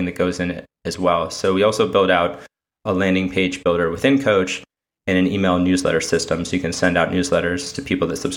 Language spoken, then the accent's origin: English; Connecticut, United States; now in New York City, United States; I'm originally from Connecticut